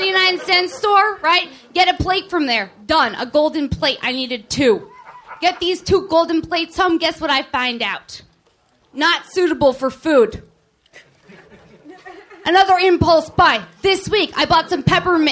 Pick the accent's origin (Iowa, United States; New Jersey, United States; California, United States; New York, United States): California, United States; the Valley; I'm from the Valley